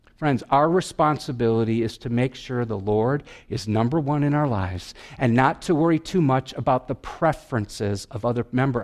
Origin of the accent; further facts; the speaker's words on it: Wisconsin, United States; I'm from Wisconsin